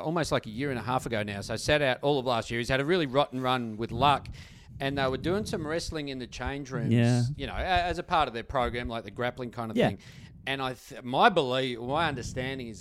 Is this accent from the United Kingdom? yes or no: no; Australia; as an Aussie